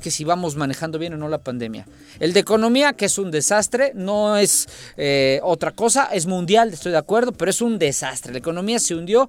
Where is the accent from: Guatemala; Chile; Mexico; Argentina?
Mexico; como mexicanos